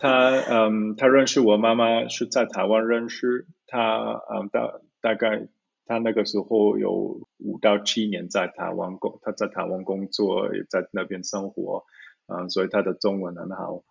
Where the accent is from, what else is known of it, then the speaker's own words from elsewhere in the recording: Zurich, Switzerland; Chinese is a second language; also born or lived in Taiwan; 我是在苏黎世，呃，城市，呃，长大的